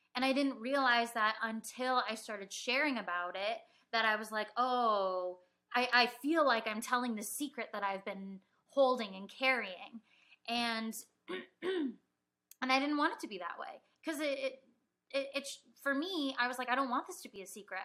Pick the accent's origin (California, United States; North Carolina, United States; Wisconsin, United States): California, United States; Mission Viejo; I was born in Mission Viejo, California. Um, I was born and raised there um, for my whole life